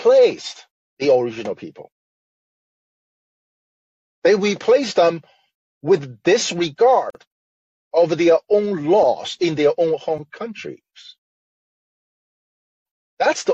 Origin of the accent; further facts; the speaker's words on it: Shanghai, China; I'm from Shanghai, China, the smartest place.